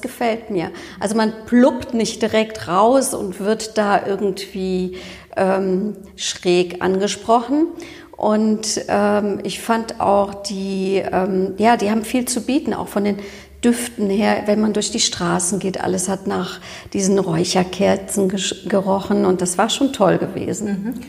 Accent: Cologne, North Rhine-Westphalia, Germany; ich bin ja Kölnerin

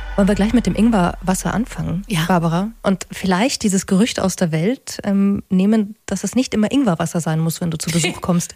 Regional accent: Munich, Bavaria, Germany; also born or lived in Augsburg; wir sind in München aufgewachsen

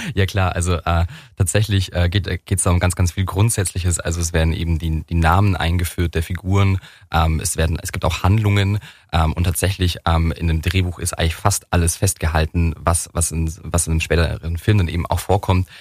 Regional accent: Weihungszell, Baden-Württemberg, Germany; Ich bin in Werbungszelle aufgewachsen. Das ist so ein 250 Einwohnerdorf.

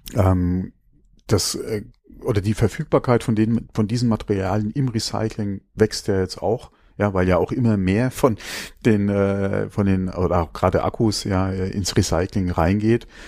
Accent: Germany; bei uns in Deutschland

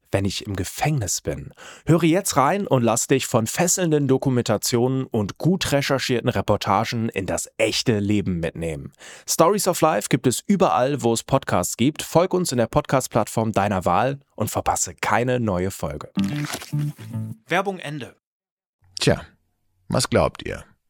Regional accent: Berlin, Germany; ich bin in Eichkamp groß geworden

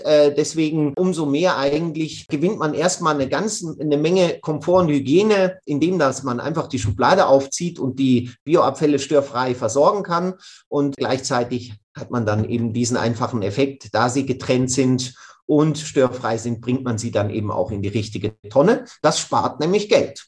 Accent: Switzerland; bei uns in der Schweiz, wir trennen das eigentlich schon seit den 80er Jahren. Und so bin ich mit dem Bioeimer auf dem Balkon aufgewachsen

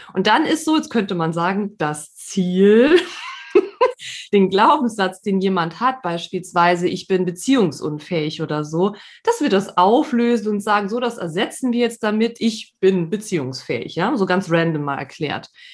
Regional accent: Saarland, Germany; now in Emsland, Germany; bin gebürtige Saarländerin, wohne aber schon seit einigen Jahren jetzt im südlichen ähm, Niedersachsen, im Emsland

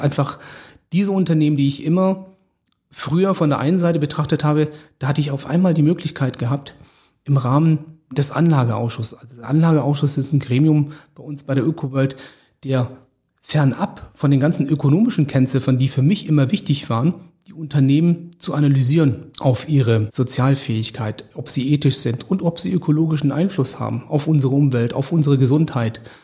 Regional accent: Stuttgart, Baden-Württemberg, Germany; moved away; ich komme ursprünglich aus Stuttgart

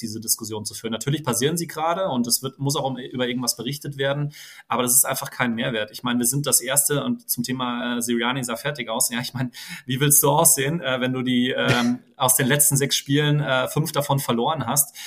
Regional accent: Frankfurt, Hesse, Germany; gebürtiger Frankfurter

